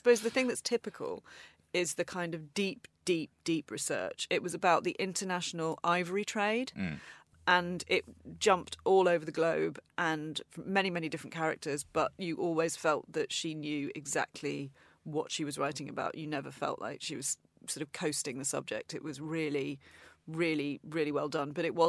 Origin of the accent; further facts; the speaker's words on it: Manchester, North West England, United Kingdom; Manchester is my hometown. I grew up there, and I'm just really excited for audiences there to see it